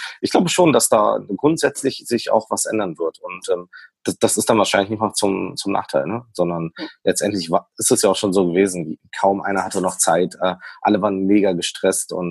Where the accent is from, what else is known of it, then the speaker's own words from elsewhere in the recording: Berlin, Germany; born there; ich komme ja gebürtig aus Berlin, ähm, da ist alles Plattenbau und Co.